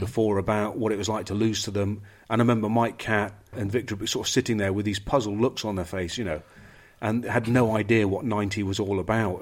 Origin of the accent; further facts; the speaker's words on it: England, United Kingdom; The English, we're not